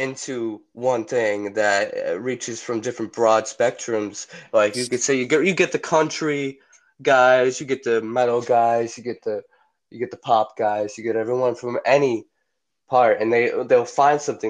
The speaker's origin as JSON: {"language": "English", "region": "Massachusetts", "country": "United States", "said": "I come from Massachusetts"}